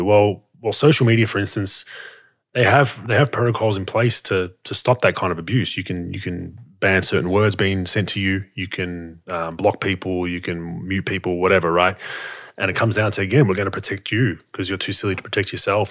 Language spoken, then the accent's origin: English; Australia; as an Australian